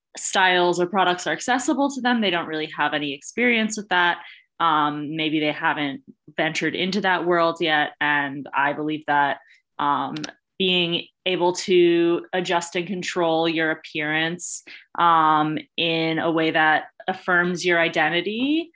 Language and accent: English; New York, United States; now in Rhode Island, United States; And I am a transplant from New York to Rhode Island, but I have to say my favorite drink is coffee milk